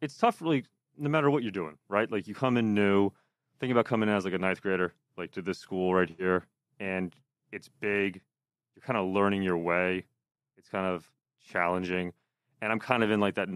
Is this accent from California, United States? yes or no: no; Pennsylvania, United States; now in New Jersey, United States; I'm from Pennsylvania originally, so I'm not a Jersey guy